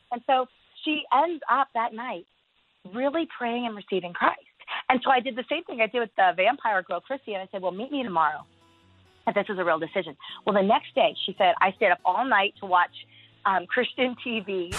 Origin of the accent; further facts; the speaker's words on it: United States; also born or lived in East Asia; being an American